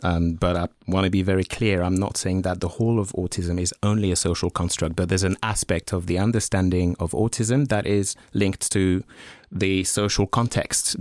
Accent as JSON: {"language": "English", "country": "France", "tie": "born or raised there", "moved": "yes", "said": "I grew up in France"}